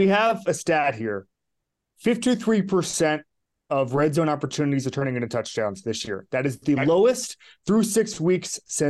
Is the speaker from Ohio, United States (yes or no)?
no; Florida, United States; I'm from Florida.